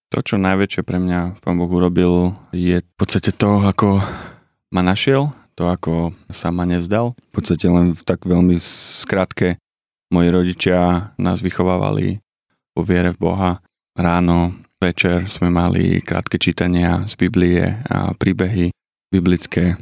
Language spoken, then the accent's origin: Slovak; Liptovský Hrádok, Žilina Region, Slovakia; Pochádzam z Liptovského Hrádku, mám štyroch súrodencov, ja som najstarší